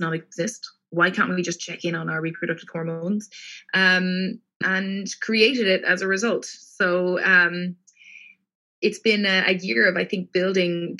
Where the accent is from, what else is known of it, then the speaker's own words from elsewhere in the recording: Cork, Munster, Ireland; moved away as an adult; now in London, United Kingdom; I am from Cork in the south of Ireland, and I studied my undergraduate degree there in molecular genetics.